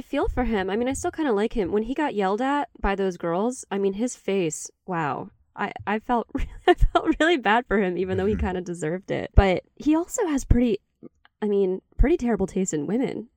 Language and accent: English; Charleston, West Virginia, United States; born or raised there